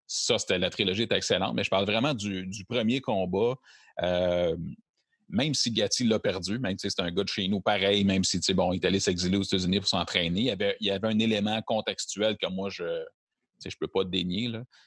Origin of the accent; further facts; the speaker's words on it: Quebec, Canada; on parle en tant que Québécois aussi, puis on est fiers